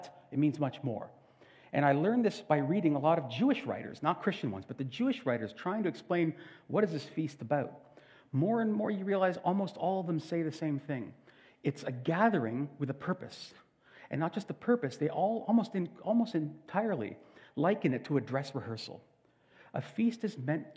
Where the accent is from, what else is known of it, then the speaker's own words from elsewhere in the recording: Canada; We are Canadian